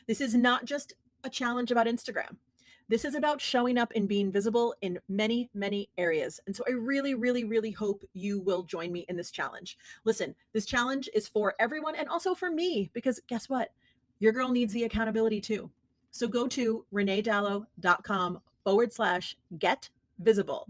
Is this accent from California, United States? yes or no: no; New York City, New York, United States; moved away; I miss my hometown